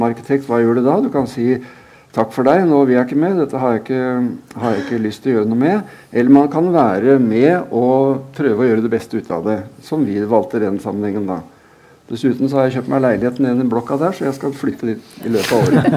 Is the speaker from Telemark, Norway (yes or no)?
no; Drammen, Buskerud, Norway; Jeg har født og oppvokst der. Jeg er født i Øvre Storgate 55 i Tora Trehetens eh, Eh, fødehjem. Jeg vokste opp i, på Skogerveien eh, ved siden av helleristningene